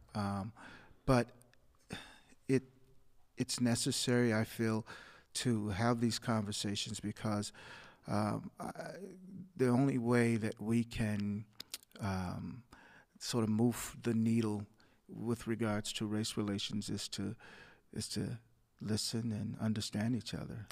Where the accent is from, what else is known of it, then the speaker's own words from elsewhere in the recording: Muskegon Heights, Michigan, United States; a government subsidized housing complex that we grew up in in Muskegon Heights.